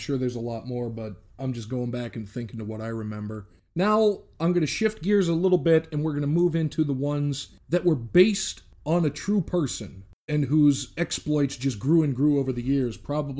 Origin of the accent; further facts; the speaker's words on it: Pittsburgh, Pennsylvania, United States; growing up in Pittsburgh, even though it was after the steel mills had closed down, it was still a steel town